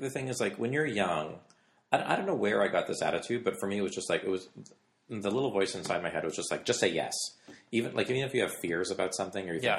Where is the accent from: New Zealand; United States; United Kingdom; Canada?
Canada; I grew up in Canada